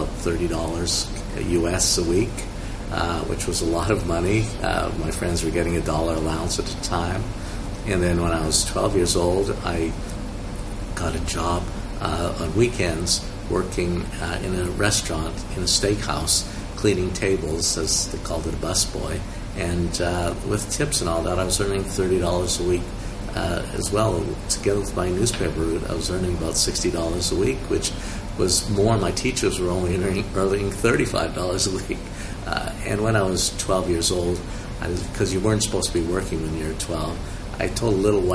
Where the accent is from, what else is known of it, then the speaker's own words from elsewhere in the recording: Montreal, Quebec, Canada; moved away as an adult; also born or lived in Germany; now in Hong Kong; I actually grew up as a child in Montreal in Canada. I was born in Germany, but I'm not German